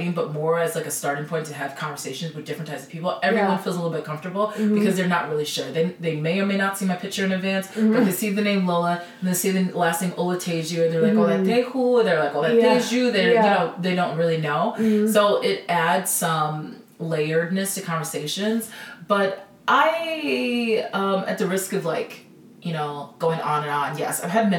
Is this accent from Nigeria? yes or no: yes; Nigeria; I feel really comfortable being like, I am a Nigerian woman, you know.